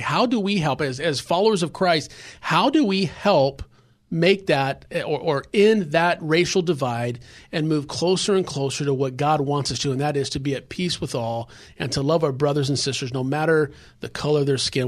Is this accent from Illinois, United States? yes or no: no; Los Angeles, California, United States; I grew up in South Central area